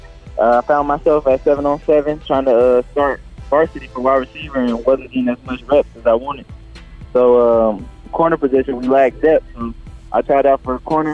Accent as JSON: {"language": "English", "town": "Kansas City", "region": "Missouri", "country": "United States", "tie": "born or raised there", "said": "Mizzou, my home state"}